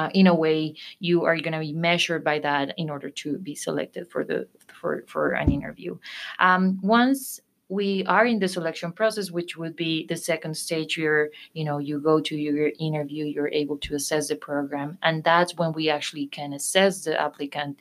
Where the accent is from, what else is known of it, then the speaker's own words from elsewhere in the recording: Colombia; moved away as an adult; I am from Colombia, South America